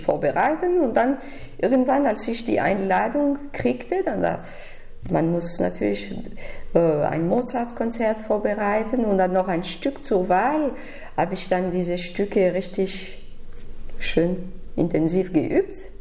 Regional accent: Sion, Valais, Switzerland; German is a second language; also born or lived in Detmold / Paris; now in Berlin, Germany; ich bin in der Schweiz, in Sion geboren

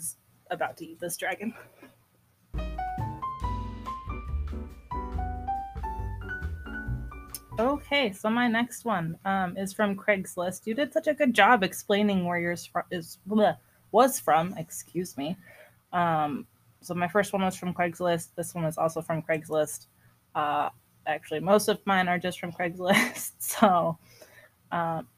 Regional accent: Bellingham, Washington, United States; my hometown of Bellingham.

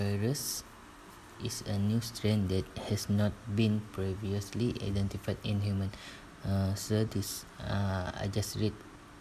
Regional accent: Sarawak, Malaysia; moved away as an adult; now in Tanjung Malim, Malaysia; my hometown is at Sarawak

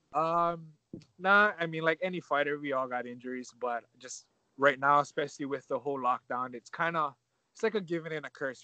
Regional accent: Hawaii, United States

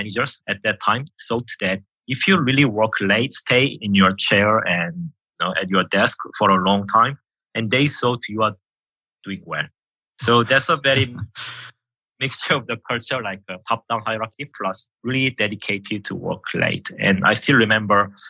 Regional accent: South Korea; English is a second language; moved away as an adult; also born or lived in United Kingdom; now in Finland; I came from Korea.

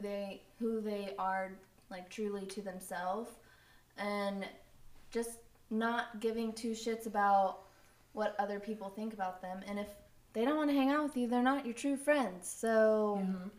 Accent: Flower Mound, Texas, United States; also born or lived in Midland; we grew up in Flower Mound, Luis and I, and it was like a bubble

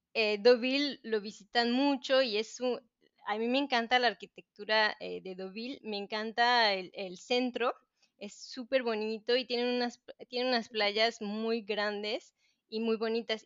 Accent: Mexico; moved away as an adult; also born or lived in Cancún, Mexico; now in Normandy, France; yo soy mexicana

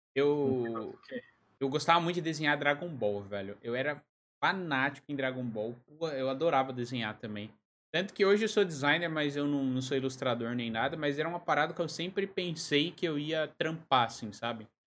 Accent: São Paulo, Brazil; also born or lived in Lisbon, Portugal; now in Joinville, Brazil; Eu sou de São Paulo, mas eu moro em Joinville

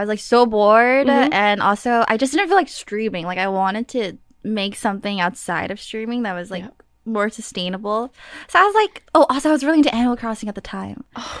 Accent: New York, United States; growing up in New York, like it's really like hustle grind.

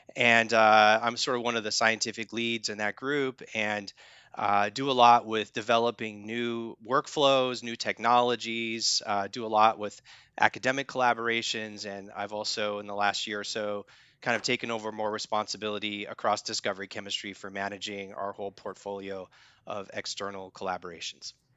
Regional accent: Spearfish, South Dakota, United States; moved away; I was born and raised in the Black Hills of South Dakota in Spearfish, South Dakota

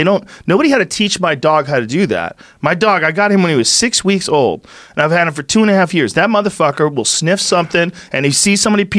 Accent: Nebraska, United States; This is too weird, man. I grew up in Nebraska.

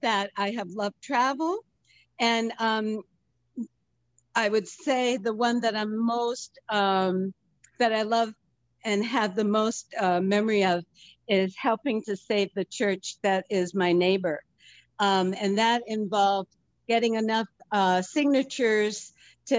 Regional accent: Reading, Massachusetts, United States; I grew up in Reading, which was a white collar town

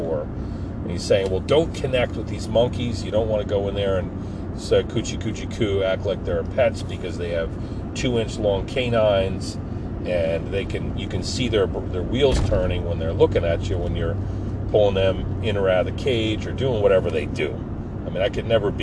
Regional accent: Forked River, New Jersey, United States; when I grew up in Forked River.

